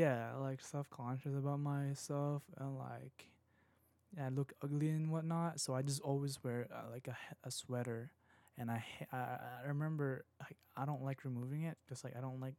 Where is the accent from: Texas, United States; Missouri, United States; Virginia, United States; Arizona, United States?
Virginia, United States; I was just like here in Virginia. I'm just from Virginia, and I travel up north, probably what New York and Philadelphia and Washington.